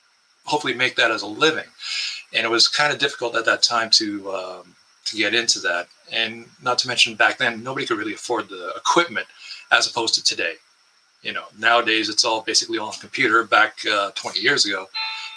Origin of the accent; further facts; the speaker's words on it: Windsor, Ontario, Canada; I was born in Windsor, Ontario, which is just across the river from Detroit